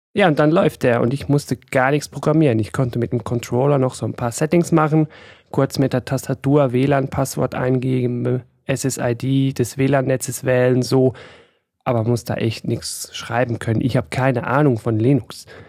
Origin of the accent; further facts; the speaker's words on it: Switzerland; ich bin aus der Schweiz